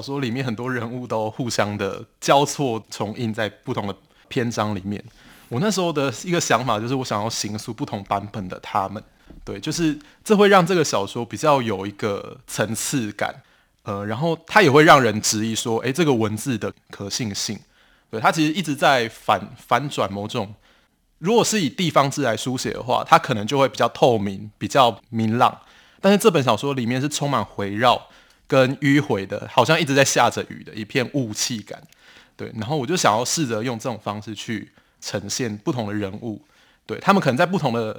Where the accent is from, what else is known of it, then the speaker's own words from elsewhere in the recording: Pingtung County, Taiwan; 然后之所以我会想要写我的故乡北市寮，是因为我当时在写这本书的时候，我就有去翻那个枋寮的乡志，但是我发现居然是没有人写到这个地方的